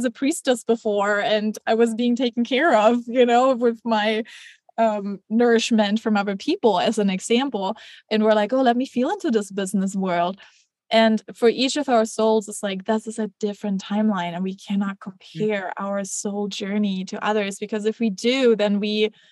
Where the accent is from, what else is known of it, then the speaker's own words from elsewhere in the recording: Germany; I grew up in Germany